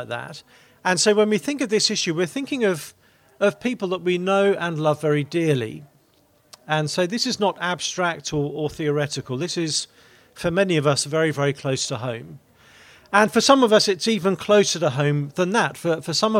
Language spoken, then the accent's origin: English; Maidenhead, South East England, United Kingdom; From a town called Maidenhead in Berkshire, which is a bit to the west of London